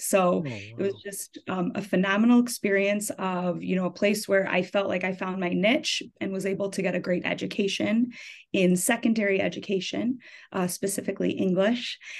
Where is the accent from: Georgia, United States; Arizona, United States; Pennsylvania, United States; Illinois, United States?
Illinois, United States; Deerfield; I grew up in Deerfield, Illinois, actually. So I ended up coming back to the high school that I went